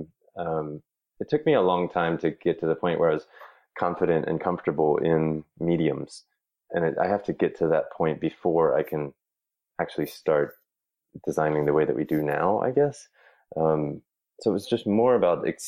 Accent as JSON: {"language": "English", "town": "Raleigh", "region": "North Carolina", "country": "United States", "tie": "born or raised there", "also_born_or_lived": "Trenton, New Jersey", "said": "We moved to North Carolina when I was maybe a year old. So I've really spent all of my time in Raleigh and suburbs of Raleigh when I was growing up"}